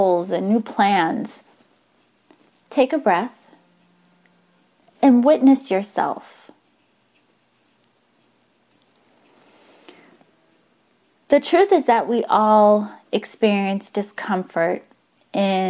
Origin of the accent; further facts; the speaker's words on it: Massachusetts, United States; now in San Diego, United States; I grew up in Massachusetts